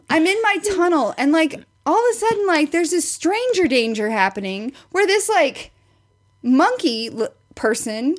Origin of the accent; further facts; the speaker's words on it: Springfield, Missouri, United States; I'm from the Springfield area